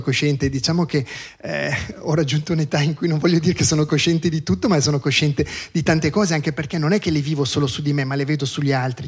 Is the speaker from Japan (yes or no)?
no; Lugano, Ticino, Switzerland; io sono nato a Lugano, vivo a Lugano